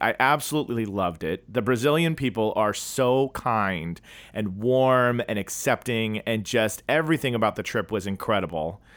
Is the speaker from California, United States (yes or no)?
yes; California, United States; accent: American, California; my American accent, you know, my my California, you know, speaking in English